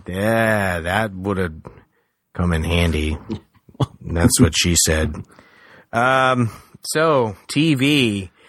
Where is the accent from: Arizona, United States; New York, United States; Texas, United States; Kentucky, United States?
Texas, United States; San Antonio; I grew up in San Antonio.